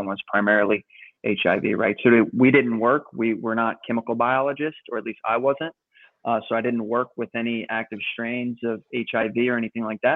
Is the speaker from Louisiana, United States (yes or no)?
yes; Louisiana, United States; I was born and raised in Louisiana